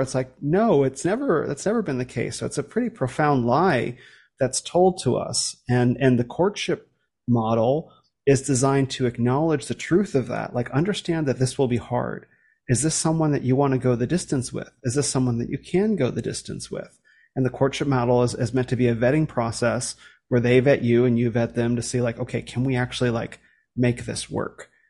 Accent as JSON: {"language": "English", "country": "United States", "said": "coming from America"}